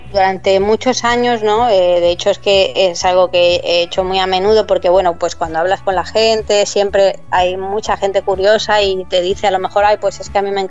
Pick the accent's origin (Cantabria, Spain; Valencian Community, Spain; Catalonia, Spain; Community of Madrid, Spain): Community of Madrid, Spain; Madrid; moved away as an adult; also born or lived in Bahamas / London / Amsterdam; yo soy de Madrid y en Madrid los inviernos son